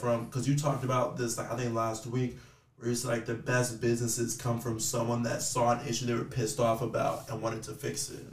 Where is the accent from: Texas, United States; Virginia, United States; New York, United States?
Texas, United States; I'm from Texas